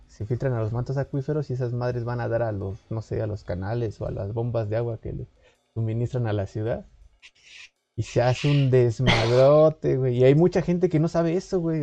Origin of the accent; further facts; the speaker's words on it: Mexico; nosotros como ciudadanos mexicanos